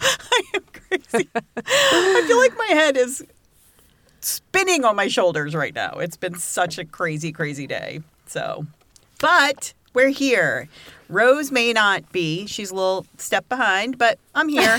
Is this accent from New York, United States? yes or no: yes; Brentwood, New York, United States; moved away; I grew up in Brentwood. which is Suffolk County